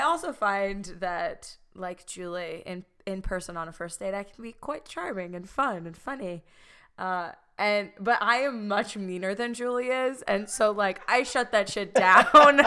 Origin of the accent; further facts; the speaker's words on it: Chicago, Illinois, United States; moved away; traveling home to, like, Chicago